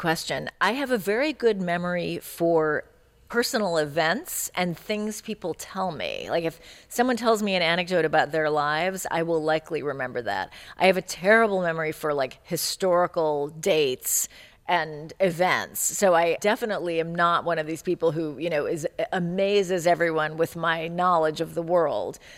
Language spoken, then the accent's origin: English; California, United States; also born or lived in Chicago; I grew up in California in the 70s